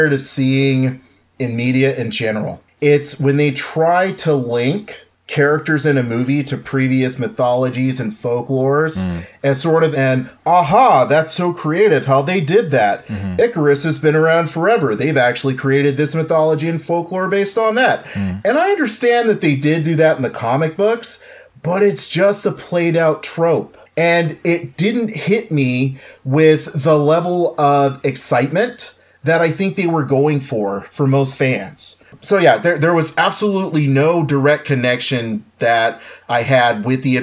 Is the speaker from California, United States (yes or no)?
yes; Oceanside, California, United States; we grew up in Oceanside